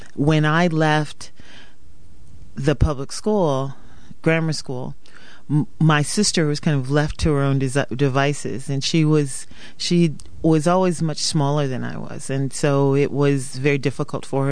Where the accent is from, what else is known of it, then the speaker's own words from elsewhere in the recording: Hartford, Connecticut, United States; also born or lived in Wiesbaden, Germany; I grew up primarily in Hartford, Connecticut